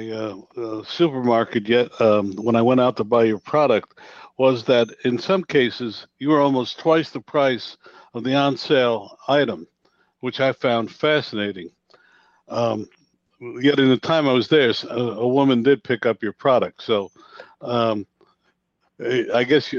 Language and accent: English; Newark, New Jersey, United States; I'm from Newark